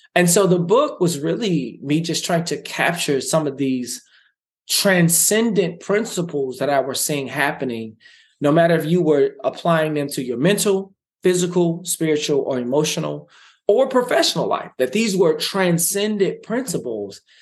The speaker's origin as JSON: {"language": "English", "town": "Dallas", "region": "Texas", "country": "United States", "tie": "born or raised there", "said": "I grew up in South Dallas in poverty"}